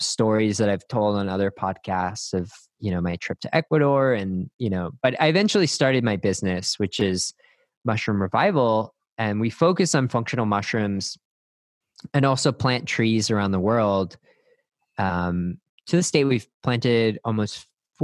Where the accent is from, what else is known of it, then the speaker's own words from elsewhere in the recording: Northeast, United States; now in Austin, United States; I grew up in the Northeast